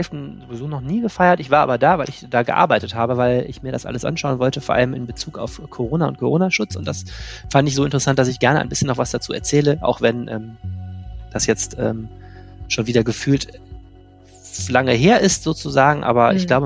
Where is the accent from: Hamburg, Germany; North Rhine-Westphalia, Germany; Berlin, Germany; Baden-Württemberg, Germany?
North Rhine-Westphalia, Germany; Wuppertal; moved away as an adult; now in Düsseldorf, Germany; meine Lebensgeschichte verläuft andersrum. Ich komme, nein, nicht aus Lennep, sondern aus Wuppertal und habe es aber äh, vor vielen Jahren äh, in Richtung Düsseldorf geschafft